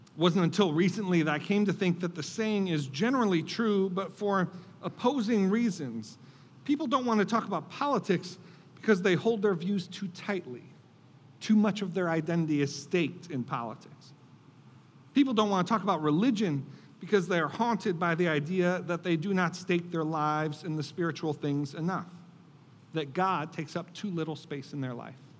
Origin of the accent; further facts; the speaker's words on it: Buffalo, New York, United States; I grew up in Buffalo, New York, uh, in the Rust Belt